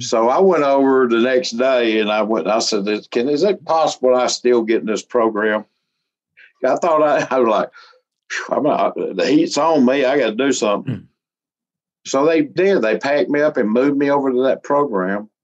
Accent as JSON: {"language": "English", "region": "Alabama", "country": "United States", "tie": "born or raised there", "said": "I grew up around Pentecostal holiness, they call it here in Alabama"}